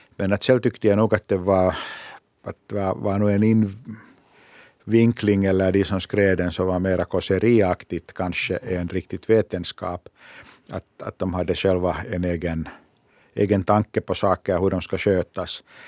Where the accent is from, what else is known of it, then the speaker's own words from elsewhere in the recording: Finland; vi i Finland